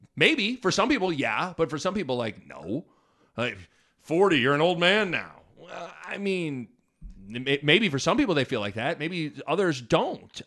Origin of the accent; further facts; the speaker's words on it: Lincoln, Nebraska, United States; growing up in Nebraska and growing up in Lincoln